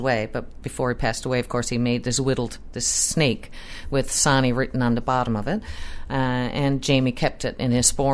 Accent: Heatherton Highlands, West Coast, Nova Scotia, Canada; I'm out on the West Coast in a place called Heatherton Highlands

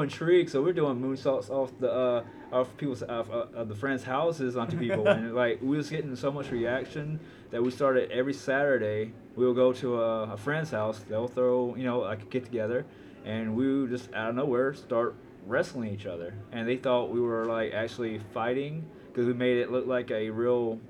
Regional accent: Memphis, Tennessee, United States; I was raised in Memphis, Tennessee

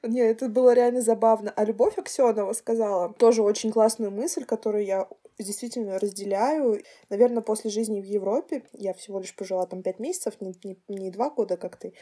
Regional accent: Russia; now in Estonia; У нас на самом деле очень веселые люди

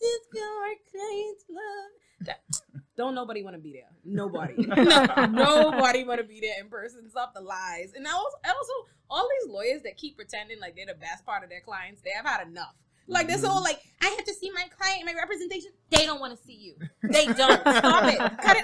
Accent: Bahamas; moved away as an adult; also born or lived in Queens, New York / Brooklyn, New York; now in New York, United States; I'm from the Bahamas originally. I'm from the Bahamas. I moved to the U.S. in 2008 for school.

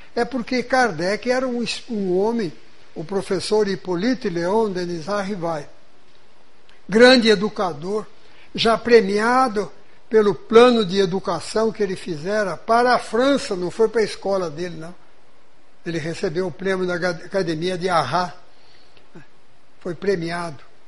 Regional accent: São Paulo, Brazil; moved away; na cidade, onde eu fui criado, no estado de São Paulo

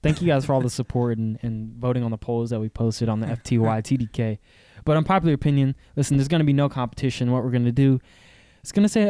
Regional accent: the South, United States; I'm from the South. I live in the South

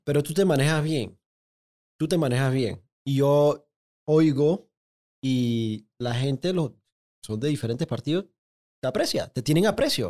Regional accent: Panama

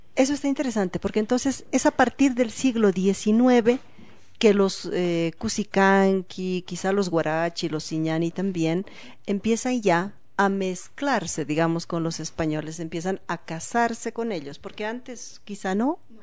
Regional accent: Bolivia; como ciudadanos bolivianos del siglo XXI

